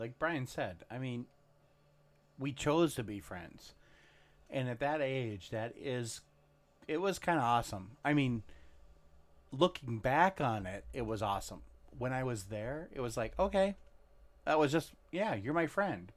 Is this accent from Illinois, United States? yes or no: no; Monticello, Minnesota, United States; we grew up in Monticello, Minnesota. I, I moved there when I was in third, actually in second grade.